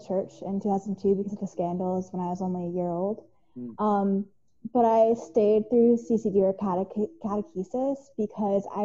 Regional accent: Wappingers Falls, New York, United States; I'm from Wappingers Falls, New York

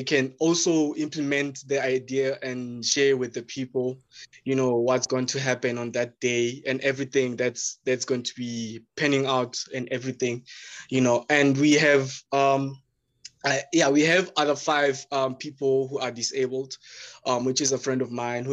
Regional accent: Pretoria, Gauteng, South Africa; I grew up in Mamelodi, and I still stay here in Mamelodi in Pretoria

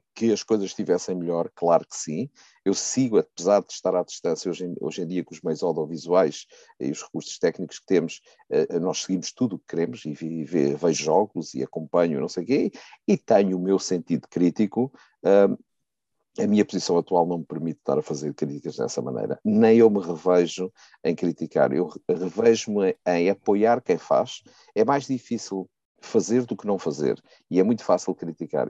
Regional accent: Riachos, Centro, Portugal; born or raised there

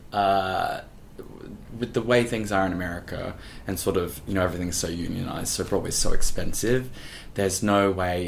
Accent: Gold Coast, Queensland, Australia; now in New York, United States; I'm from Queensland, and I ended up getting bussed down to the Gold Coast, where I'm from

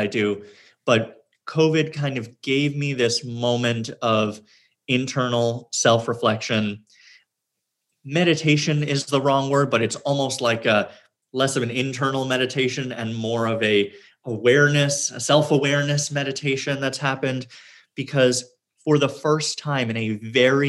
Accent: New York City, New York, United States; I was born in Manhattan and lived in Queens for a bit and then back to Manhattan and have never lived anywhere else

